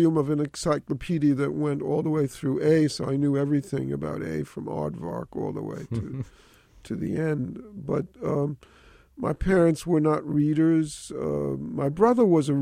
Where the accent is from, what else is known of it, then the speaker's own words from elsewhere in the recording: New York City, New York, United States; That was the elite area of the Bronx when I grew up